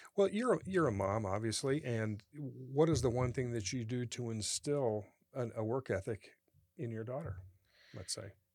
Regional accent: United States; I'm from the Quad Cities

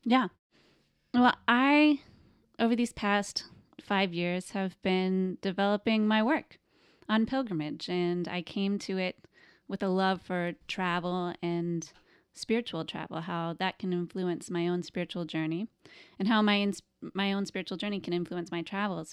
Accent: the Bible Belt, United States; I grew up in the Bible Belt. I grew up in a small town.

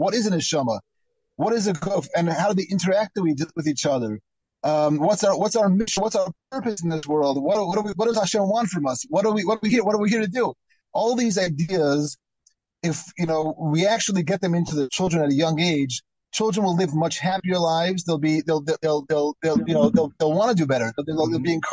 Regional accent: United States; moved away; also born or lived in Israel; When I was growing up in America

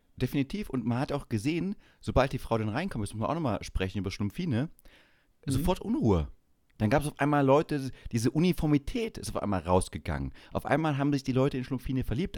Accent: Saxony-Anhalt, Germany; moved away; Ossi, mir doch egal, ich komme aus Sachsen-Anhalt.

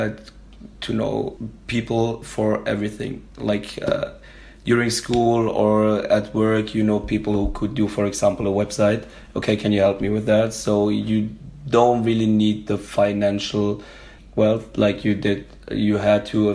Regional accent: Germany; we're from Germany

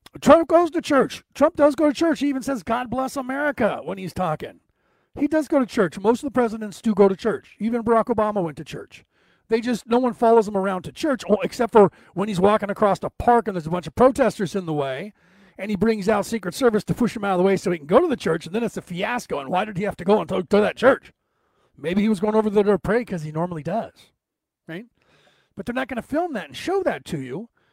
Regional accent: United States; I'm an American minister

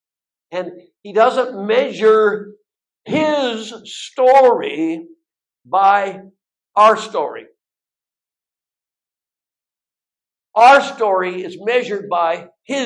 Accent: Bellingham, Washington, United States; I'm from Bellingham.

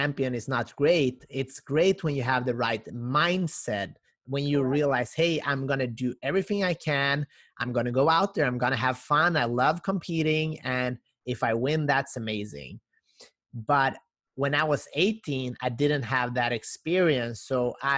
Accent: North Macedonia; moved away; I'm originally from Macedonia

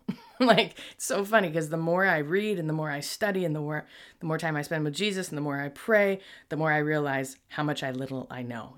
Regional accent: Buffalo, New York, United States; moved away; I'm from Buffalo

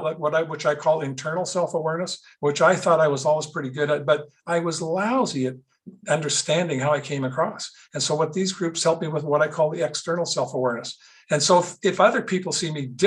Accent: Winnipeg, Manitoba, Canada; I grew up in Winnipeg

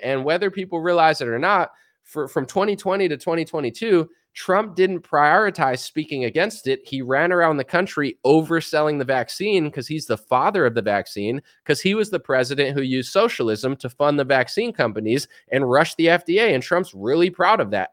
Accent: United States; As an American

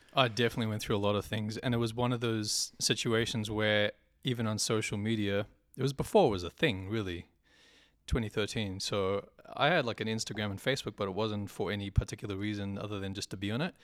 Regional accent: South Africa; also born or lived in New Zealand; now in Sydney, Australia; I am South African born, New Zealand citizen still

